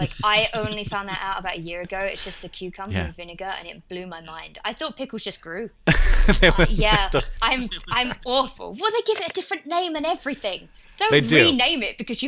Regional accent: Essex, East of England, United Kingdom; accent: Essex; in my accent, I'm from a place called Essex

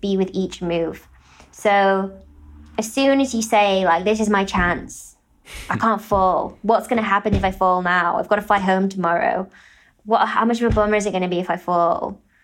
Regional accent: United Kingdom; as a British person

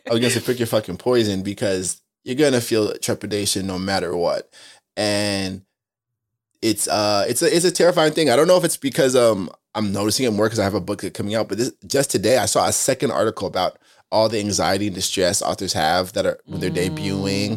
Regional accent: Spring Valley, New York, United States; also born or lived in Queens, New York; I'm from a place called Spring Valley, Rockland County. I was born in Queens

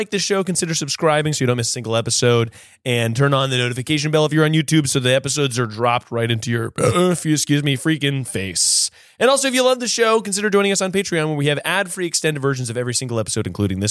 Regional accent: North Carolina, United States; I grew up in North Carolina

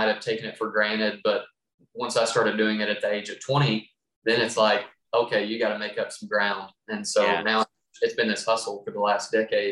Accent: Western Kentucky, United States; I'm from Western Kentucky. I grew up in a coal mining family

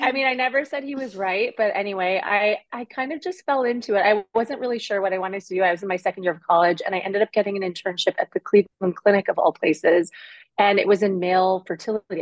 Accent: Toronto, Ontario, Canada; I grew up in the suburbs of Toronto, Ontario, Canada

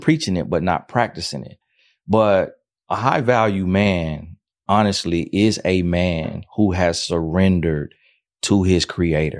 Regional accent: Florida, United States; I'm from Florida

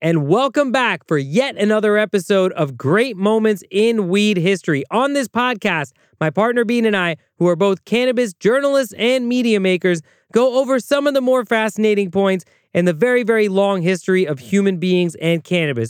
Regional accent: United States; As an American with the right to vote

